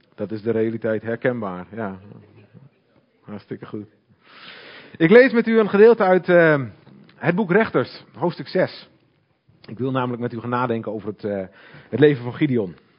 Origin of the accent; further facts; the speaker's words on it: Hoogezand, Groningen, Netherlands; Ik kom uit Hoge Zand